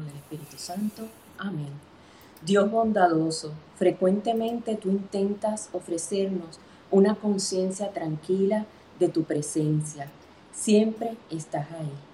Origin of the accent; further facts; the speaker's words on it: Puerto Rico; mis padres son cubanos, pero yo nací aquí en Puerto Rico.